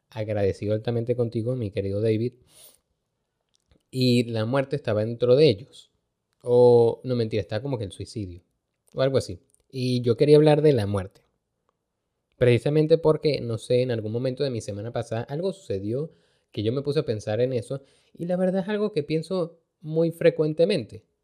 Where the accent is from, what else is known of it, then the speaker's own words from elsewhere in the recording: Venezuela; aquí si hay algo que uno aprende como venezolano es hacer esa vaina, a resolver.